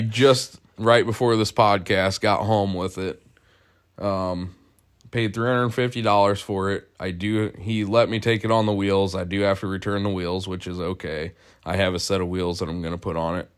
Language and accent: English; Ohio, United States; I'm from Ohio. It it sucks.